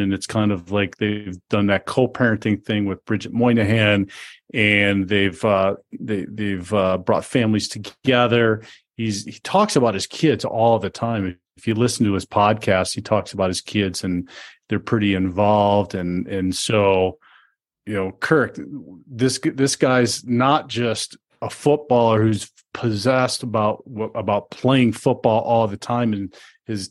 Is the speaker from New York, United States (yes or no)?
no; Denver, Colorado, United States; my hometown of Denver, Colorado